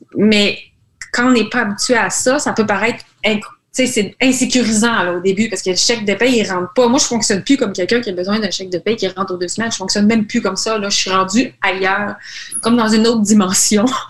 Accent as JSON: {"language": "French", "region": "Quebec", "country": "Canada"}